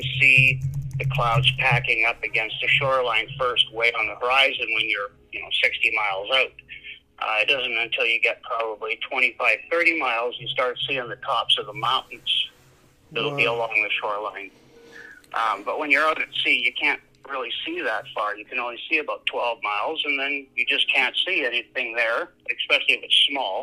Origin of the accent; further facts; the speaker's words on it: Yorkton, Saskatchewan, Canada; I grew up in York and Saskatchewan